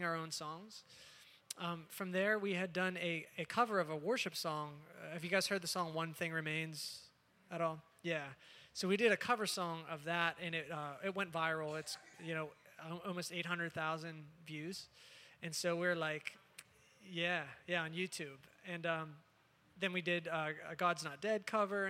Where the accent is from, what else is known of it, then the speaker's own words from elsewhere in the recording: Pittsburgh, Pennsylvania, United States; I'm from Pittsburgh, Pennsylvania